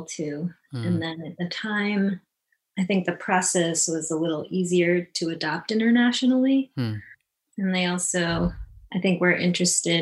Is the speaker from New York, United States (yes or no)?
no; Medina, Ohio, United States; also born or lived in South Korea / Florida; I grew up in a suburb of Cleveland called Medina